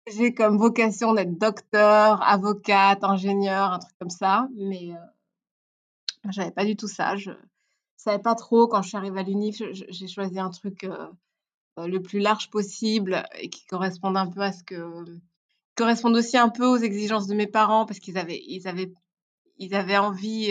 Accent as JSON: {"language": "French", "country": "Belgium", "tie": "born or raised there", "also_born_or_lived": "Rwanda / Brussels / Tournai", "second_language": "French", "said": "je suis née au Rwanda. et je, donc, j'ai vécu au Rwanda pendant 4 ans. Je suis arrivée en, Belgique quand j'avais 4 ans, 4 ans et demi, quelque chose comme ça. et puis, j'ai grandi entre Bruxelles et euh, Tournai."}